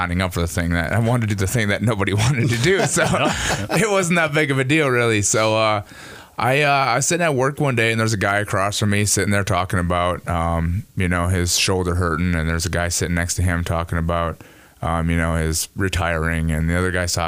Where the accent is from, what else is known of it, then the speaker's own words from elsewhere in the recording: Cleveland, Minnesota, United States; my youth growing up as a kid in Cleveland